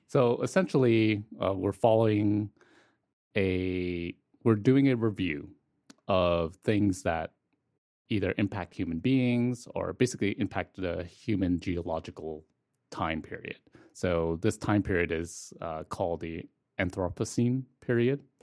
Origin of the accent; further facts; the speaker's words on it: Toronto, Ontario, Canada; I'm from Scarborough